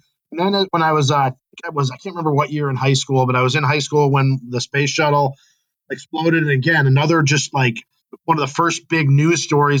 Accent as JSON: {"language": "English", "region": "Illinois", "country": "United States", "tie": "born or raised there", "moved": "as an adult", "lives_now": "Green Bay, United States", "said": "Green Bay became sort of home, although as a person growing up in Illinois"}